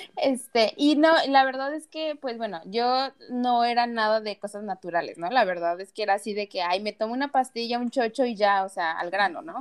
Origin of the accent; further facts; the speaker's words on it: Mexico; now in United States; soy mexicana, muy orgullosa y todo, pero vivo acá en Estados Unidos